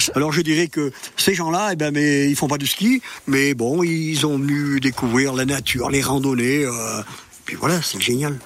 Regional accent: Chastreix, Auvergne-Rhône-Alpes, France; je suis natif de Chastrey mm. euh, ça fait 70 ans que j'y habite

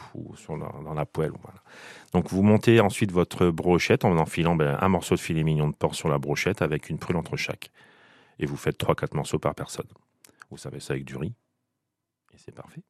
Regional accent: Picardy, Hauts-de-France, France; je suis picard

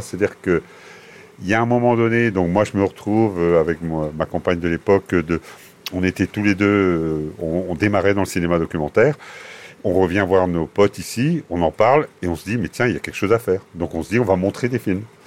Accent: Mellionnec, Brittany, France; je suis de Mélionnec. Je suis un paysan. Fondamentalement, je suis un paysan qui a quitté sa terre un temps venu

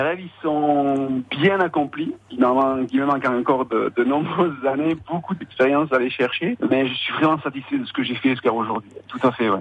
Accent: Arnéguy, Nouvelle-Aquitaine, France; moved away as an adult; now in Burkina Faso; je suis originaire du plus beau village du monde qui, qui s'appelle Arnegui.

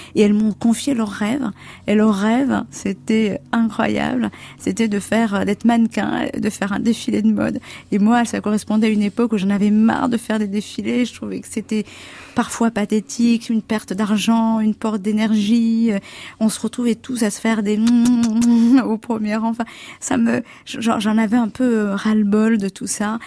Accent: Comoros; moved away; je suis née aux Comores

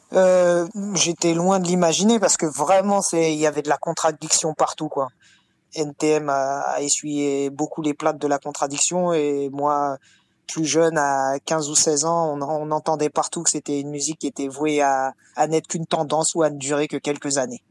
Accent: Martinique; je suis de la Martinique

